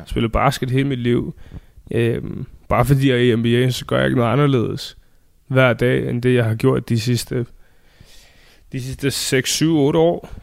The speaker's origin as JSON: {"language": "Danish", "country": "Denmark", "moved": "yes", "lives_now": "Phoenix, United States"}